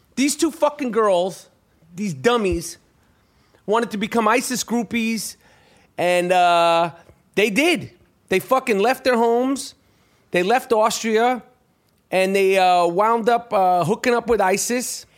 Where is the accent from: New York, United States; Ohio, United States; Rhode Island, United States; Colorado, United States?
New York, United States; I was from New York at the time. Never been to Philadelphia.